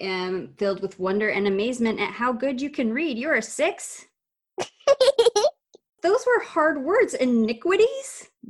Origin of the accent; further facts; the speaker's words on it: Arizona, United States; moved away; my home state of Arizona.